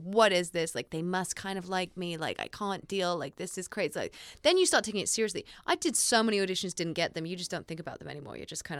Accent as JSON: {"language": "English", "country": "Australia", "said": "oh, my gosh, you guys are Australian like me."}